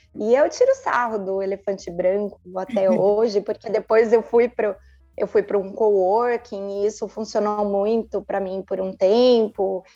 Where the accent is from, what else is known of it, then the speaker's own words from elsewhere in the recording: São Paulo, Brazil; moved away as an adult; now in Sumaré, Brazil; Eu sou de São Paulo